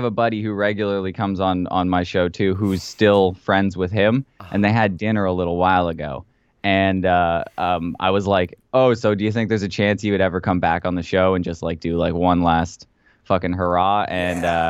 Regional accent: Canada; We just like to punch each other in the face because we're Canadian

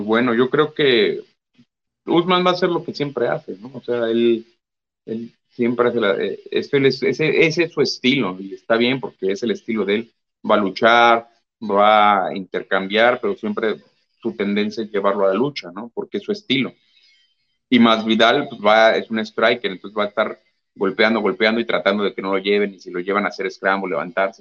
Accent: Mexico; somos pocos mexicanos

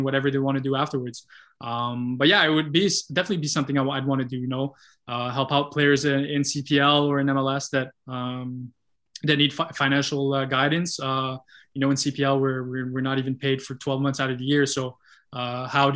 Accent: Gatineau, Quebec, Canada; my hometown in Gatineau

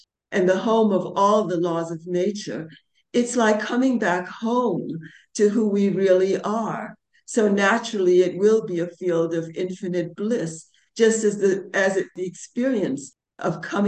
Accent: New York, United States; also born or lived in London; now in India; I'm originally from New York

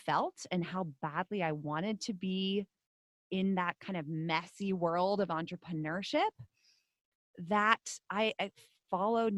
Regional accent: Netherlands; now in United States; Now I am a Dutch citizen. I'm not American

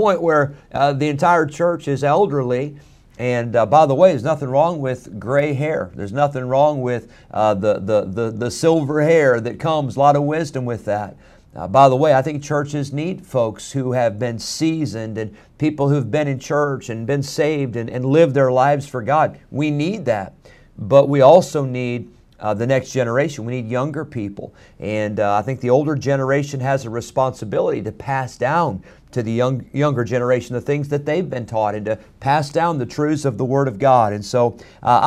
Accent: United States; I'm proud to be an American

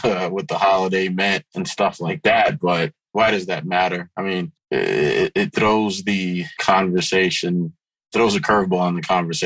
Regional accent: New York City, New York, United States; also born or lived in Haiti; I grew up in South Ozone Park, Queens, aka South Jamaica, Queens

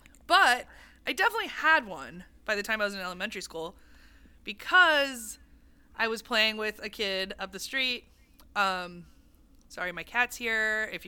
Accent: Santa Monica, California, United States; we grew up here in Santa Monica, so he would take us to one in Westwood that might still be there.

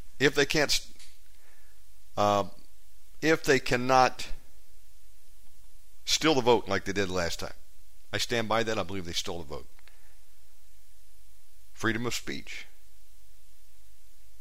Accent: United States; moved away as an adult; now in Indonesia; my home country of America

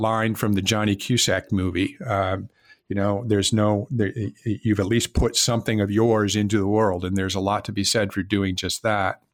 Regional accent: West Coast, United States; moved away as an adult; also born or lived in Miami, Florida; I was not from Florida and I was from the West Coast.

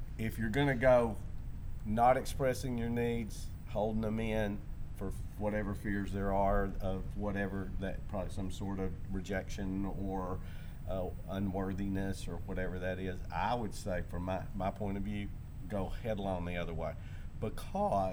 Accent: the South, Southern United States, United States; I came from Southern background

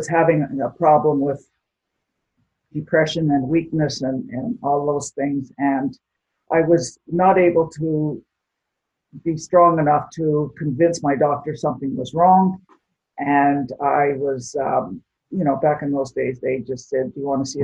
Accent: Espanola, Ontario, Canada; also born or lived in North Bay / Sudbury; I grew up in a small town in Ontario called Espanola

